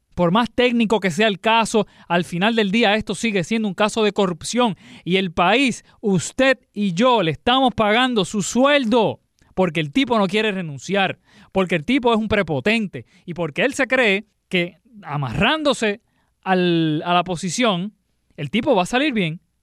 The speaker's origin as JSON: {"language": "Spanish", "country": "Puerto Rico", "said": "nuestra cultura como puertorriqueño"}